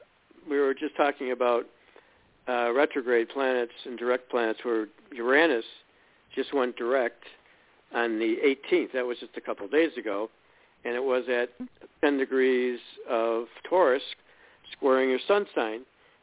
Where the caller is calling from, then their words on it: Illinois, United States; we're calling from Illinois